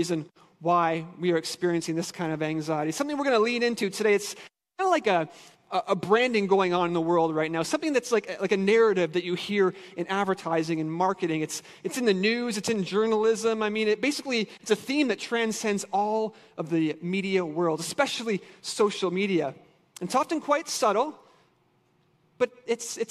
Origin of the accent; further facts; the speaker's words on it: Ontario, Canada; moved away as an adult; now in Michigan, United States; I'm Canadian